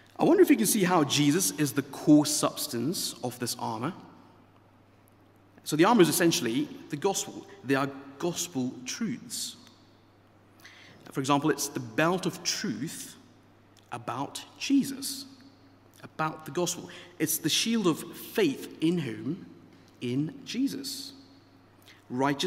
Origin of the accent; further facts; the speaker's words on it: India; moved away; I grew up in India